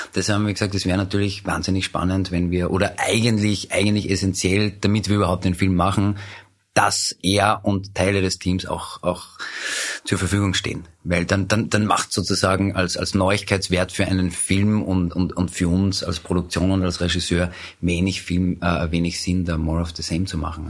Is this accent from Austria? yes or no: yes; Upper Austria, Austria; moved away as an adult; now in Vienna, Austria; ich komme ursprünglich aus Oberösterreich, lebe seit 19 Jahren aber in Wien, bin nach dem Zivildienst nach Wien gezogen